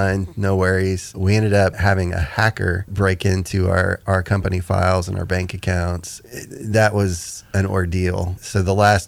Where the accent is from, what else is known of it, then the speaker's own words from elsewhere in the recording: Houston, Texas, United States; moved away as an adult; also born or lived in Maryland; now in Nashville, United States; Was born and raised in Houston, Texas.